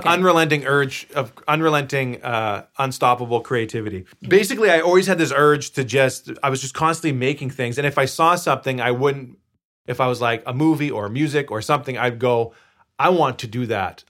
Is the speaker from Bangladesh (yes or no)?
no; Victoria, British Columbia, Canada; moved away; I was bor- born and raised in Victoria, BC